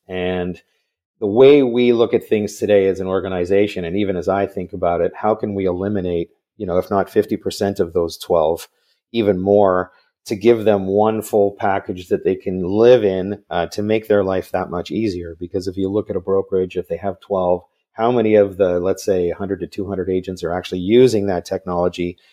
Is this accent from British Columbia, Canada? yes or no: yes; Vancouver, British Columbia, Canada; grew up in Vancouver, so I'm another Canadian